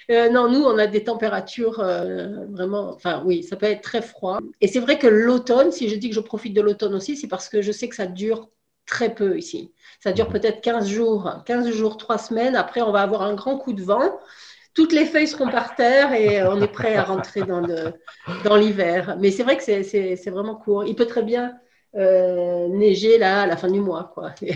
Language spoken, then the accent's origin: French; France; moved away as an adult; now in Canada; je suis originaire de France, en Europe, et puis on a décidé d'avoir une expérience de vie à l'étranger en famille. Et on est venu au Canada